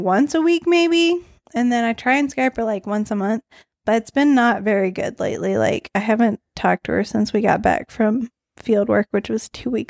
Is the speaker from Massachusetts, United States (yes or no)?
no; Northeast Arkansas, United States; accent: Southern; Northeast Arkansas.